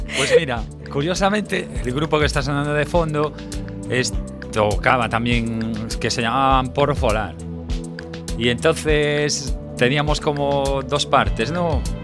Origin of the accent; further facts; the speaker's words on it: A Coruña, Galicia, Spain; also born or lived in Granada; yo soy de Coruña